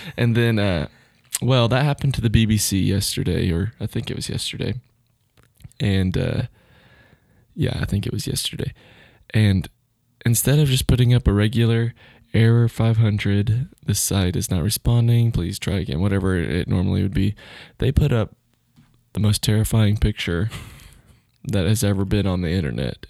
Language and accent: English; Duncan, Oklahoma, United States; I grew up in Duncan